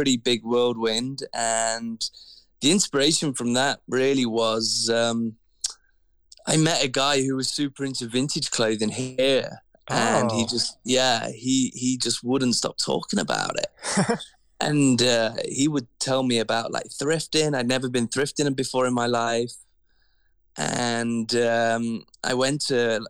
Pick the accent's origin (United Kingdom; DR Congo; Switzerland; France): United Kingdom; England; moved away as an adult; now in Vancouver, Canada; Growing up in England